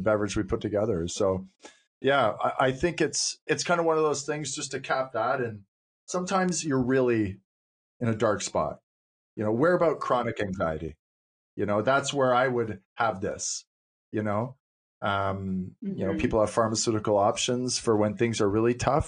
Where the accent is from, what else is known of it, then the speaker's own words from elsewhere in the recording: Cape Breton, Nova Scotia, Canada; I was raised in Cape Breton